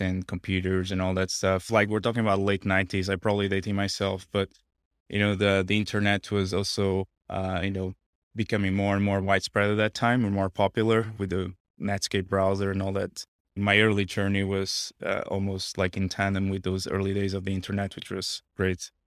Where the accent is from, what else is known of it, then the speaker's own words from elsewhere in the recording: small town near Porto, Norte, Portugal; moved away as an adult; also born or lived in Los Angeles, United States; now in United States; I'm basically from a small town on the north part of Portugal, uh, close to, uh, Porto.